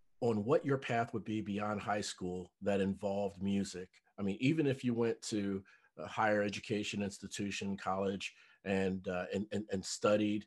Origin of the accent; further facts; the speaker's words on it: Cincinnati, Ohio, United States; moved away as an adult; now in Dallas, United States; a fellow Ohioan, I am from Cincinnati, Ohio, moved here to North Dallas 5 years ago.